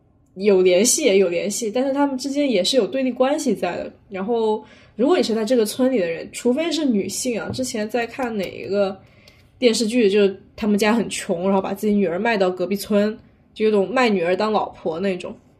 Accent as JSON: {"language": "Chinese", "area": "near Wenzhou", "region": "southern Zhejiang", "country": "China", "said": "以我们那边为例，江浙地区浙南为例，像温州附近的地区"}